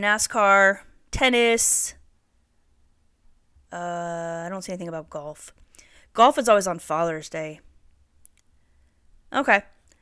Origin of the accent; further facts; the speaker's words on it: Santa Barbara, California, United States; now in Bakersfield, United States; I grew up in Santa Barbara, and I'm in Bakersfield now.